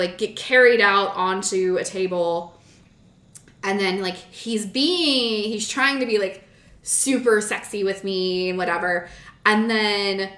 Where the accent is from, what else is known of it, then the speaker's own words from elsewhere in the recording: Tampa, Florida, United States; I'm some girl from Tampa Bay who Central Florida knows me